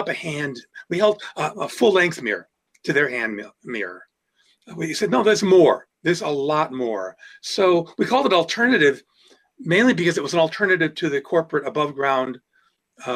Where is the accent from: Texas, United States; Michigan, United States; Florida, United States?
Michigan, United States; Detroit; also born or lived in Akron, Ohio / Grosse Pointe, Michigan; now in Ann Arbor, United States; I was born in Akron, Ohio, but my home planet is Detroit.